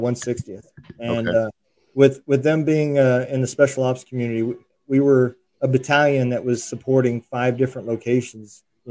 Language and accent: English; Lincoln, Nebraska, United States; also born or lived in Iowa; So originally I was in Nebraska.